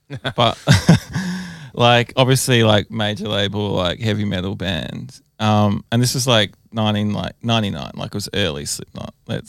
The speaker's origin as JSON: {"language": "English", "town": "Adelaide", "region": "South Australia", "country": "Australia", "tie": "born or raised there", "said": "I grew up in Adelaide."}